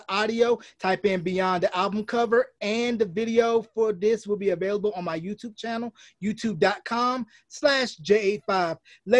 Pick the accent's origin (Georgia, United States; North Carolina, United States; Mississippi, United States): North Carolina, United States; Northampton County; moved away as an adult; also born or lived in Greensboro, North Carolina; now in New Mexico, United States; I grew up in the 252 area of North Carolina.